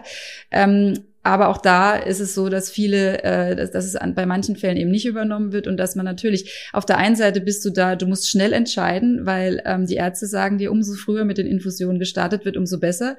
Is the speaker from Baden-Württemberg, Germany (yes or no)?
yes; Karlsruhe, Baden-Württemberg, Germany; Ich komme aus Karlsruhe